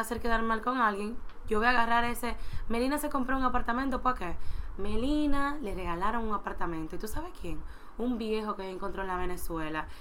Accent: Dominican Republic; como sociedad dominicana nosotros

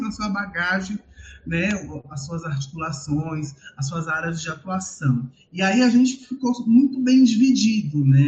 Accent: São Paulo, Brazil; eu saí da Zona Sul, mas a Zona Sul não sai de mim

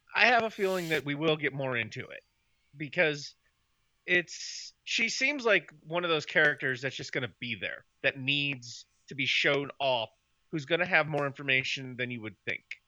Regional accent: Chicago, Illinois, United States; moved away; I'm originally from Chicago, Illinois

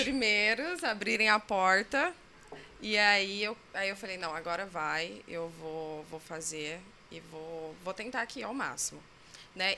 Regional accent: Cuiabá, Mato Grosso, Brazil; sou de Cuiabá, Mato Grosso.

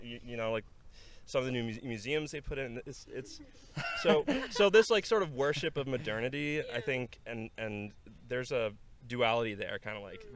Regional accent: Norway; now in Colorado, United States; I grew up in Norway. I currently live in Colorado

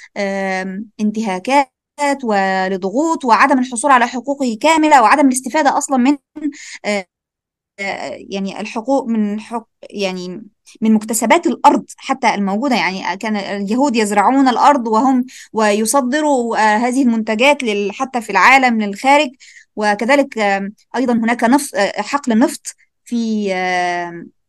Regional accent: Egypt; بما اني انا مصريه

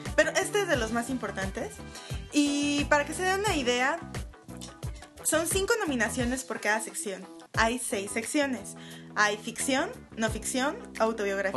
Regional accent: Mexico

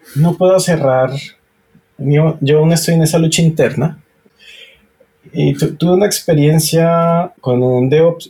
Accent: Colombia; soy colombiano

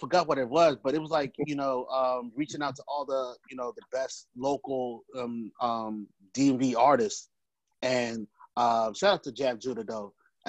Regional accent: Nigeria; now in United States; as a Nigerian, you know, most Nigerian, your parents want you to be in, you know, either a nurse or doctor

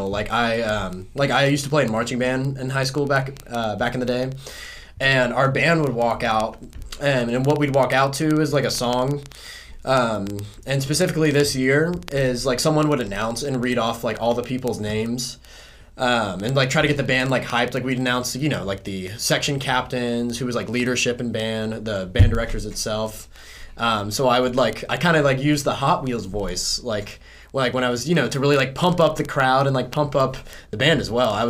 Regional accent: South Carolina, United States; like I'm from South Carolina, so like we rednecks don't really go see therapists.

